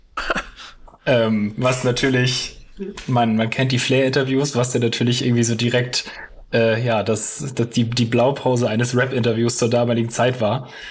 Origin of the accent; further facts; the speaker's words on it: Hamburg, Germany; also born or lived in Lüneburg; ich bin geboren, aufgewachsen in Hamburg